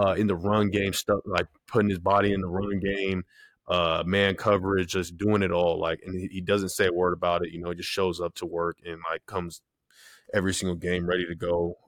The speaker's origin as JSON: {"language": "English", "town": "San Diego", "region": "California", "country": "United States", "said": "I'm from San Diego"}